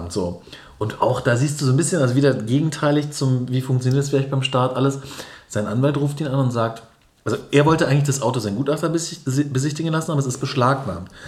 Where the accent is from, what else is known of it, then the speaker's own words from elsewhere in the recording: Berlin, Germany; und als dann klar war, nee, aber wir kommen aus Berlin, haben die sofort gekuscht und überall, wo Berlin war, war dieses, oh krass, Berliner und so.